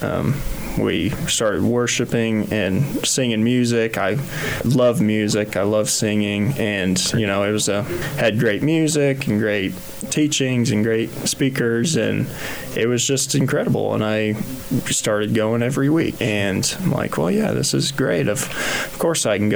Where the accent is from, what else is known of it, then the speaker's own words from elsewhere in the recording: Kensington, Kansas, United States; I grew up in Kensington, Kansas